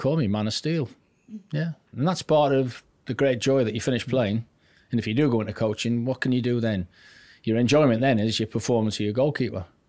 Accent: Newcastle upon Tyne, North East England, United Kingdom; accent: Geordie; also born or lived in Wallsend; I'm a Geordie born and bred, proud of it.

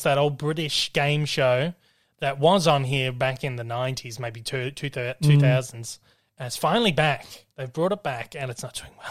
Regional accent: Australia; particularly as an Australian, someone from Australia

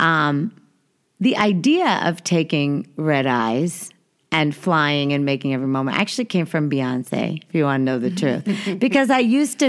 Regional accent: New York, United States; I was born in New York

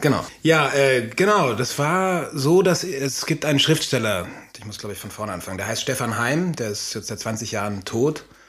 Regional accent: Austria; moved away; in Österreich, dann dem Dorf, wo ich herkomme, bei meinem Vater

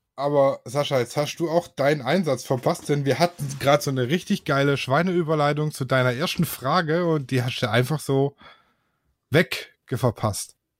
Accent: Swabia, Germany; ich bin Schwabe

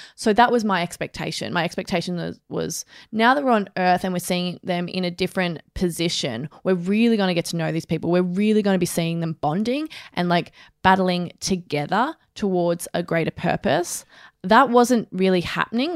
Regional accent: Australia; someone who is an Australian

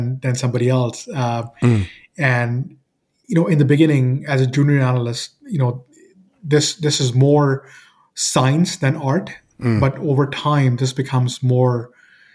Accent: Toronto, Ontario, Canada; I'm from Toronto, Canada.

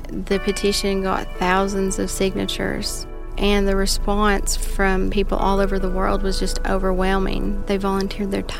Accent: Crossville, Tennessee, United States; I'm from Crossville, Tennessee

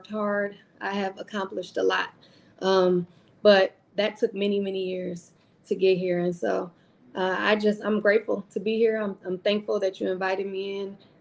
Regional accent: Milwaukee, Wisconsin, United States; I am originally from Milwaukee, Wisconsin.

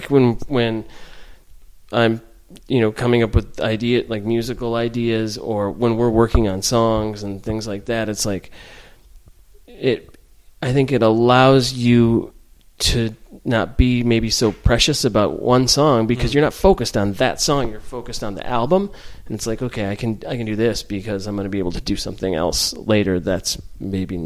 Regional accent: Knoxville, Tennessee, United States; we grew up in Knoxville

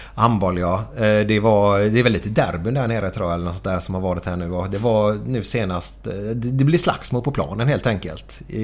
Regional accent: Gothenburg, Västra Götaland, Sweden; Jag är otroligt stolt göteborgare

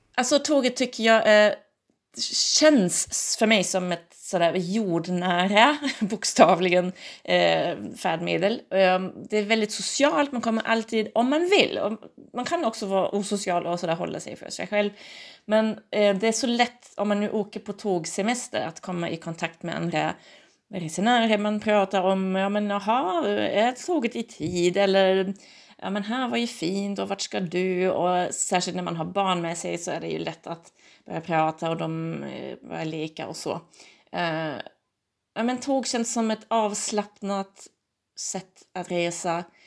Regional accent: Germany; now in Umeå, Sweden; jag kommer ju från Tyskland

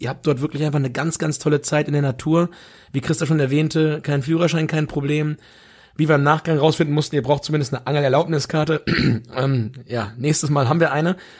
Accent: Germany; wir als Deutsche

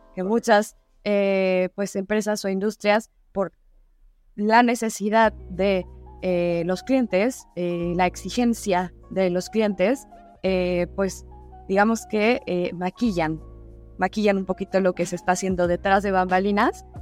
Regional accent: Mexico

